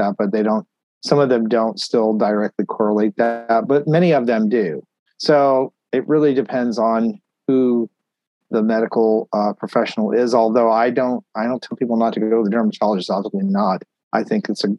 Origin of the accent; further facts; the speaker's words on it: Texas, United States; also born or lived in Tennessee / Pennsylvania; now in Florida, United States; I grew up in Texas, you know, I lived there most of my life